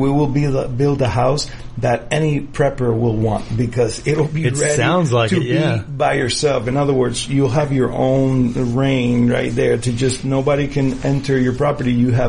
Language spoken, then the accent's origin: English; United States; I am proud as an American